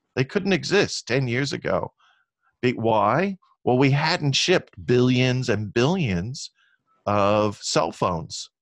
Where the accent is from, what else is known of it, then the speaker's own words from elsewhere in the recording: Long Beach, California, United States; I grew up in Long Beach, California